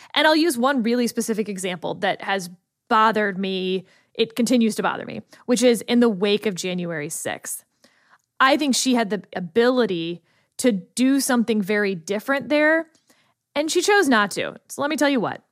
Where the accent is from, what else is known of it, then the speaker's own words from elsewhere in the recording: Texas, United States; I'm from the state of Texas.